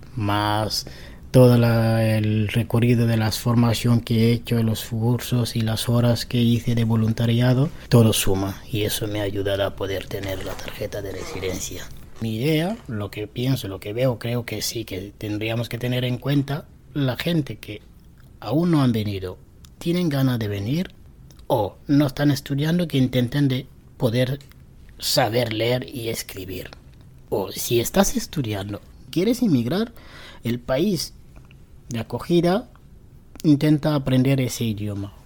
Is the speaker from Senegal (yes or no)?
yes; Senegal; Spanish is a second language; also born or lived in Barcelona, Spain / Madrid, Spain; now in Spain; yo soy de Senegal. Llegué aquí en España en 2006